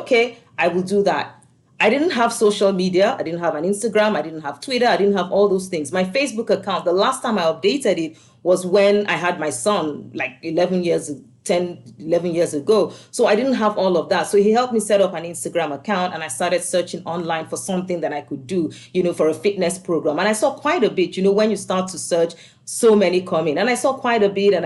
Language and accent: English; Nigeria; moved away as an adult; also born or lived in Scotland; now in United States; I grew up in Nigeria before I moved to Scotland